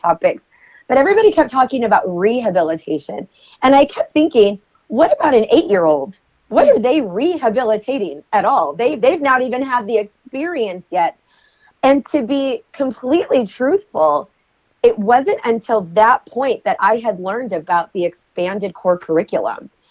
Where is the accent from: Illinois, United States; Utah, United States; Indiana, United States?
Utah, United States; also born or lived in Las Vegas, Nevada; my home state in Utah